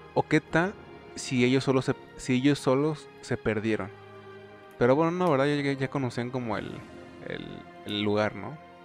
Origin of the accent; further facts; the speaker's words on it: Mexico; tú y yo somos de México